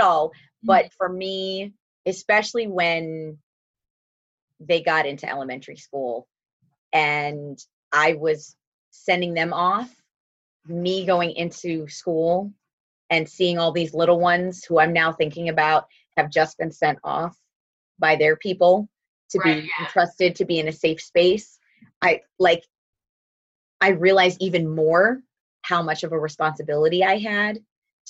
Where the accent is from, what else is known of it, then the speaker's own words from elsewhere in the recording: northern Minnesota, United States; moved away as an adult; also born or lived in Milwaukee, Wisconsin; now in Staten Island, New York, United States; When I was 10, we moved to northern Minnesota, And that is where I spent the bulk of my adolescence